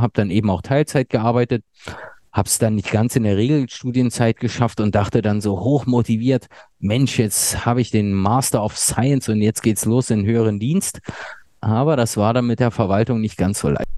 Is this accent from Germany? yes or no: yes; Berlin, Germany; also born or lived in Ludwigsburg; ursprünglich komme ich aus Berlin